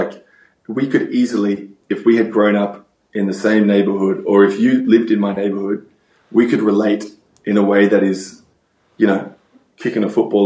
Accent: Australia; now in United States

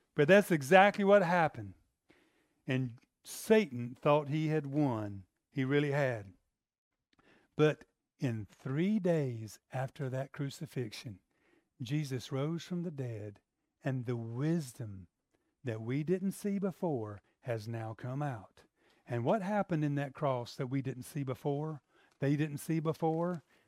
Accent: the South, United States; I'm from the South

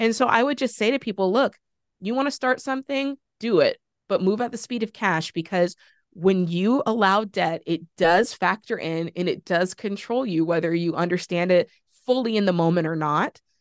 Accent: Florida, United States; That's my home state

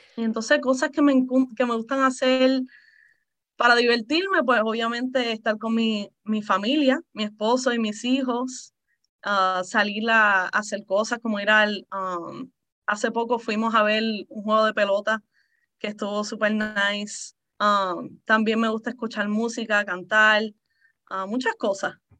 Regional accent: Puerto Rico; also born or lived in Texas; now in Maryland, United States; yo originalmente soy de Puerto Rico. Uh, mis padres son de ahí.

